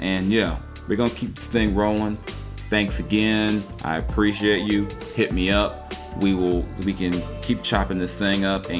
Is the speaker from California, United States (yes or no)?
yes; Compton, California, United States; born and raised in Compton, it was a different type of, it wasn't that hard, you know, boom, straight out of Compton